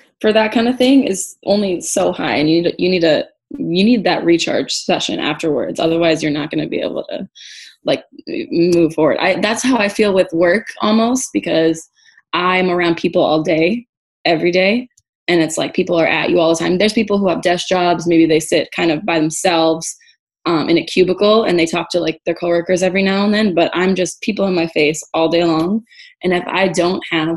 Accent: Boston, Massachusetts, United States; I'm from Boston originally. And so I moved back home

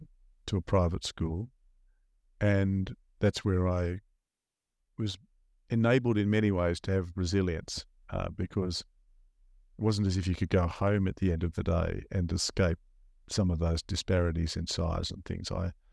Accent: Melbourne, Victoria, Australia; So I was born in Melbourne in a suburb called Caulfield in Victoria. And there for the first five or so years I lived in that a wonderful, loving household.

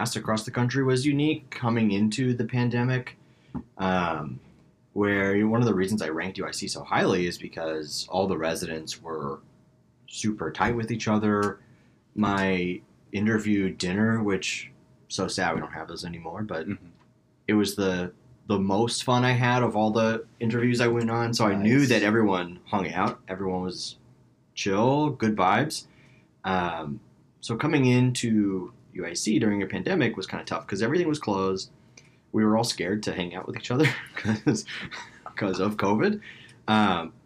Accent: Tulsa, Oklahoma, United States; moved away as an adult; also born or lived in Houston, Texas / New Orleans, Louisiana; now in Chicago, United States; Born in Houston, moved to Tulsa, Oklahoma as a little kid. Have lived there until I was 18

